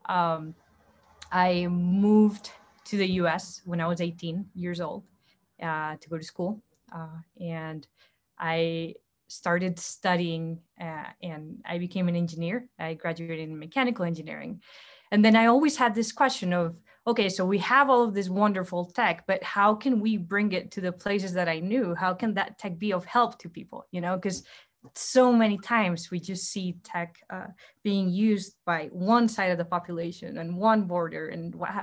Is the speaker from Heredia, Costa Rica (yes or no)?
yes; Heredia, Costa Rica; moved away as an adult; now in United States; I'm originally from Heredia in Costa Rica, Central America.